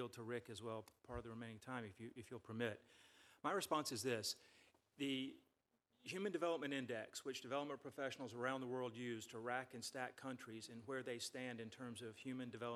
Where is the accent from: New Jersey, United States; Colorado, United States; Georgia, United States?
Georgia, United States; Stone Mountain; moved away; every time I go home to Stone Mountain, Georgia, I have to explain to my 83-year-old father